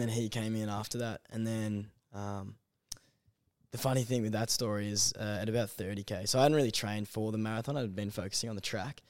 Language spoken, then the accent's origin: English; Melbourne, Victoria, Australia; also born or lived in Canberra; in Melbourne, um, northeastern suburbs, kind of, uh, Eltham way